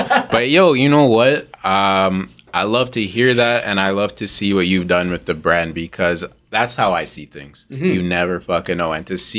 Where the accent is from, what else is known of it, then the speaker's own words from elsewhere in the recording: Mississauga, Ontario, Canada; I'm from Mississauga too.